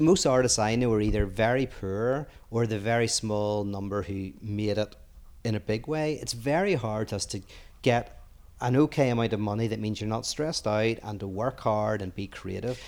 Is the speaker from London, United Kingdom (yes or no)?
no; Northern Ireland, United Kingdom; moved away as an adult; also born or lived in Belfast; now in United States; I grew up in Northern Ireland where it was very cheap to live